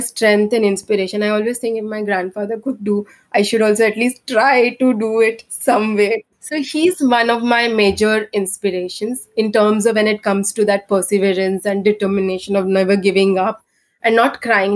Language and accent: English; Bangalore, Karnataka, India; I'm from Bangalore